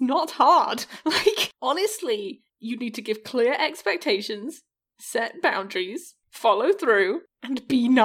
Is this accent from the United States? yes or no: no; England, United Kingdom; as an English person